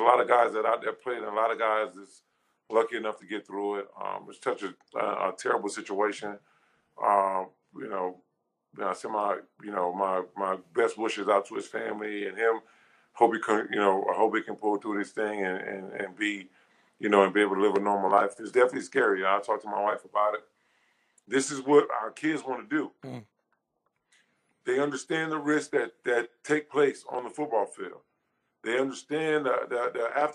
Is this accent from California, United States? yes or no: no; Louisiana, United States; I'm from Louisiana